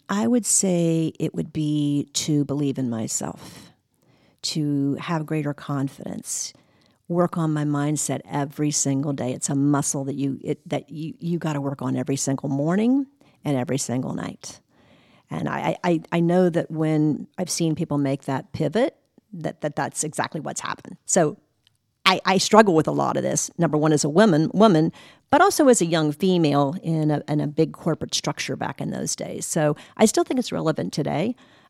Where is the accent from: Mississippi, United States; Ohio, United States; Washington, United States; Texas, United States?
Ohio, United States; also born or lived in West Virginia; So a lot of my time, I grew up in Ohio in the Midwest.